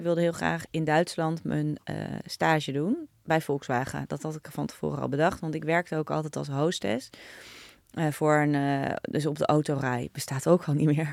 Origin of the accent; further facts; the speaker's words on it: Naarden, North Holland, Netherlands; Ik ben opgegroeid in Naarden